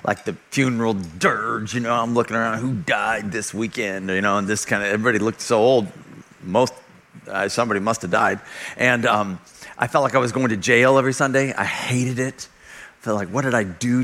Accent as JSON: {"language": "English", "region": "California", "country": "United States", "tie": "born or raised there", "also_born_or_lived": "Oklahoma", "moved": "as an adult", "said": "I grew up in California. Not proud of it, but it wasn't my choice. I was born there."}